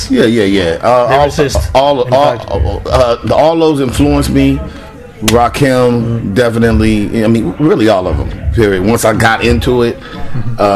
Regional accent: West Coast, United States; I'm dope. I'm from the West Coast. I'm a lyricist

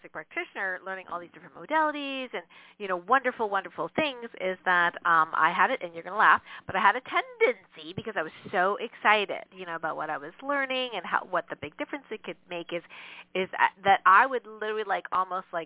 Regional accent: Canada; I'm Canadian

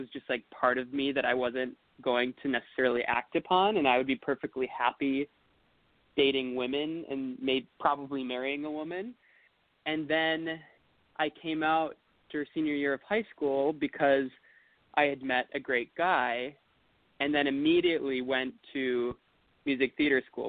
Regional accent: Appleton, Wisconsin, United States; I grew up in Appleton, Wisconsin.

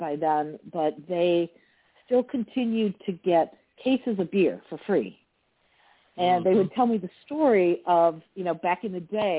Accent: Milwaukee, Wisconsin, United States; I grew up in Milwaukee

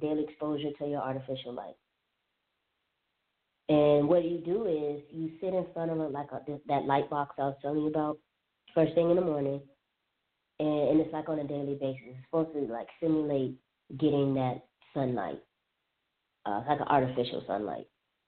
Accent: Alabama, United States; also born or lived in Southern California / Florida; living in SoCal, living in Florida, growing up in Alabama, I've never heard of light therapy.

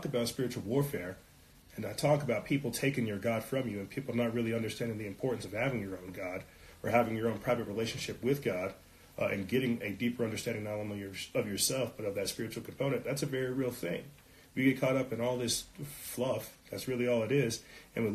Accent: South Carolina, United States; now in New Mexico, United States; I'm out here in New Mexico and I come from South Carolina

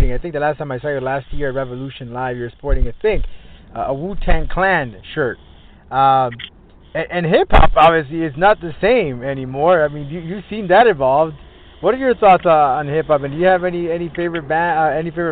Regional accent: South Florida, United States; I'm from South Florida

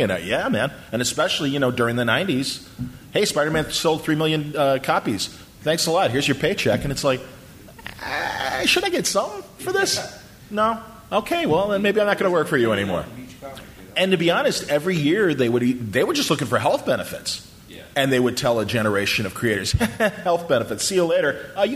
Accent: Chicago, Illinois, United States; I'm from Chicago

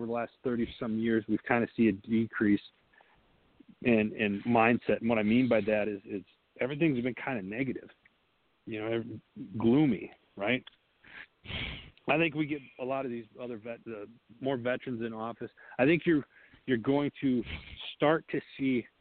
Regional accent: Wisconsin, United States; I say Wisconsin because it's in my hometown, in that district up there

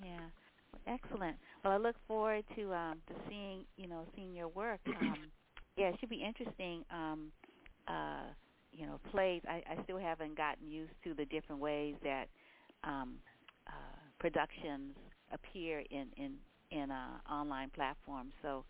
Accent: San Francisco, California, United States; I grew up in San Francisco as well

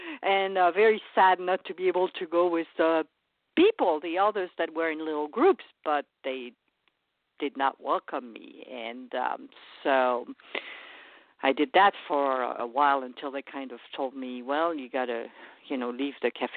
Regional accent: France; moved away as an adult; now in United States; I was born in France and raised there for the first 23 years

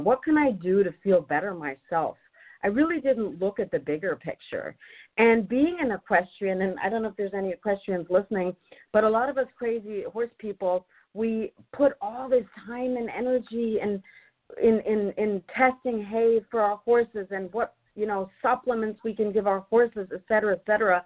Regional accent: Germany; moved away as an adult; also born or lived in North Carolina, United States; now in Northern California, United States; I'm originally from Germany

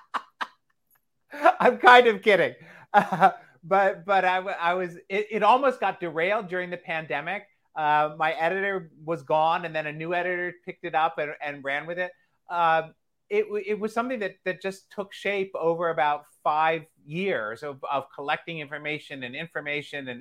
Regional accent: Delaware, United States; I grew up in Delaware, and there was a lot of community and regional theater around there

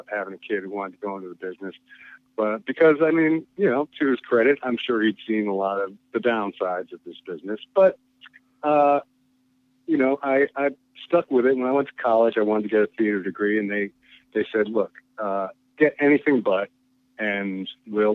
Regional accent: New Jersey, United States; also born or lived in New York City; I grew up in Jersey for the most part. I was born in New York City, and my parents moved out to the suburbs when I was about 3.

